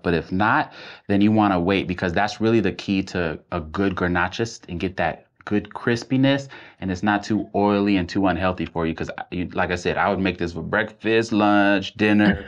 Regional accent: Nashville, Tennessee, United States; I grew up in Nashville, Tennessee

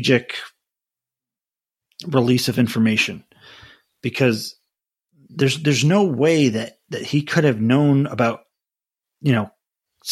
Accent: United States; I'm an American

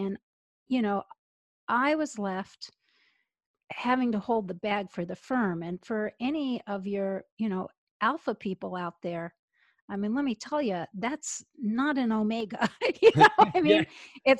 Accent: United States; born there; now in Atlanta, United States; I'm in Atlanta, Georgia.

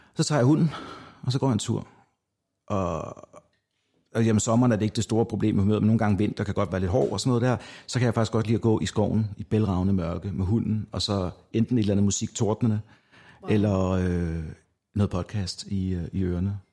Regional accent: North Zealand, Capital Region of Denmark, Denmark; da jeg kommer fra Nordsjælland af, så jeg var vant til at rende rundt udenfor i i mørket

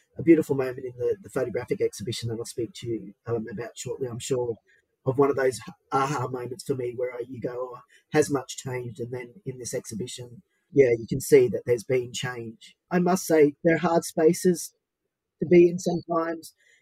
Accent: southeast Queensland, Australia; also born or lived in Brisbane; now in Sydney, Australia; I'm from the Mananjali clan of the Yugambeh Nation from southeast Queensland, with also links to Quandamooka Stradbroke Island Mob

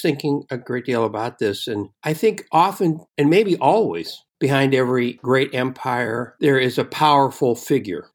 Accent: Oakland, California, United States; I grew up in Oakland, California, and inside Oakland, there is an Italian district called the Temescal district

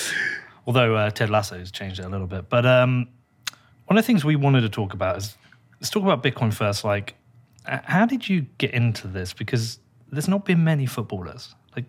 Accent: Reading, South East England, United Kingdom; because I told you I was born in Reading.

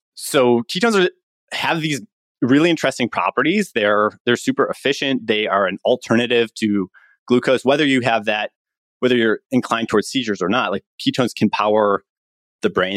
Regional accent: Chicago, Illinois, United States; moved away as an adult; also born or lived in Stanford, California; I'm from Chicago, went to public school in, in Chicago

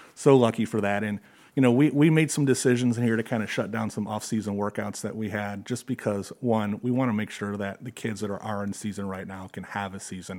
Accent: Detroit, Michigan, United States; also born or lived in Georgia; now in Perrysburg, United States; I grew up in the Detroit area.

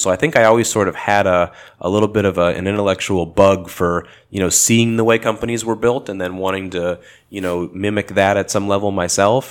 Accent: Los Angeles, California, United States; I grew up in Los Angeles, and I still live in the L A area today

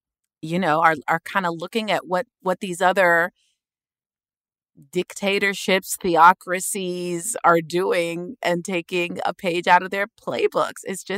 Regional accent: Sudan; I come from Sudan, you know, a dictatorship.

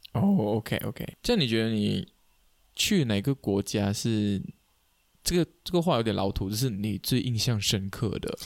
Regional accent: Kuching, Sarawak, Malaysia; 我们是古晋长大的，古晋人有个困扰，就是我啦，身为古晋人

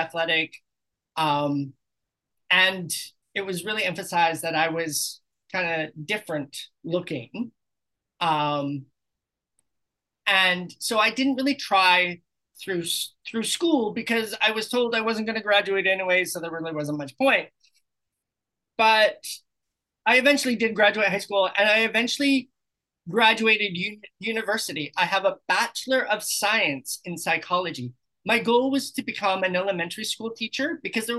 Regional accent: British Columbia, Canada; moved away as an adult; also born or lived in Sydney, Australia / Kamloops, British Columbia; now in Playa del Carmen, Mexico; I'm from Canada originally.

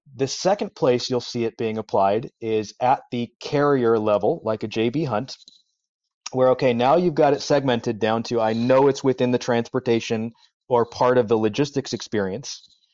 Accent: Los Angeles, California, United States; I grew up in Los Angeles, so Southern California, where there is no weather

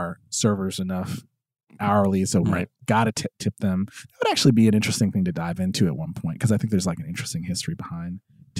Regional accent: United States; growing up in America

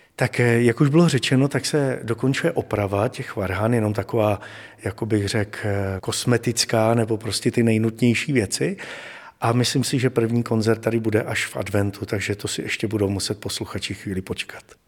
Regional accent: Hradec Králové, Hradec Králové Region, Czechia; ač pocházím z Hradce Králové

